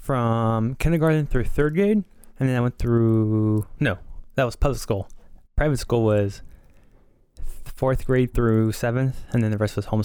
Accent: San Jose, California, United States; I've been born and raised in San Jose my whole life, downtown Willow Glen area.

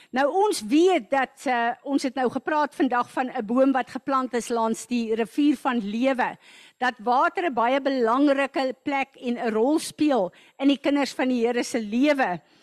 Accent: South Africa; baie van ons het groot geword as goeie Afrikaners in Christenhuise

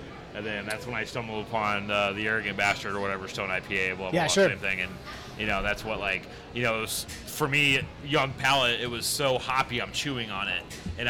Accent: outside of Boise, Idaho, United States; I grew up in outside of Boise, Idaho.

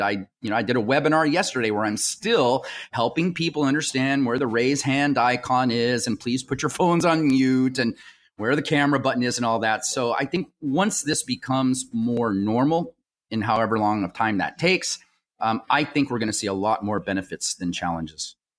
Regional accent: United States; I was born here in the United States.

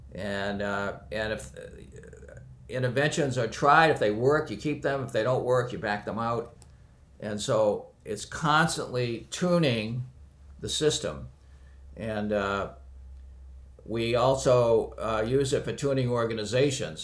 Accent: near Boston, Massachusetts, United States; I was born near Boston

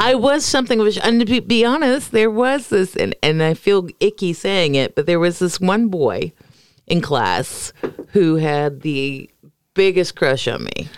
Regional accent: Florida, United States; moved away; I come from Florida

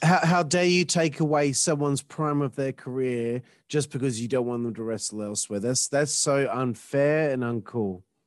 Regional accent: Australia; I'm Australian

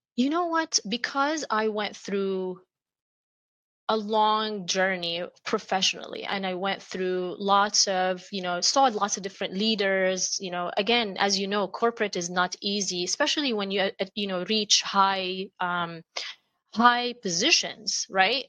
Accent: Amman, Amman Governorate, Jordan; moved away; I grew up in Amman, Jordan

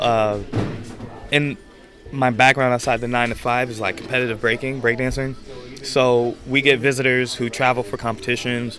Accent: Chicago, Illinois, United States; My proudest moment as a Chicagoan

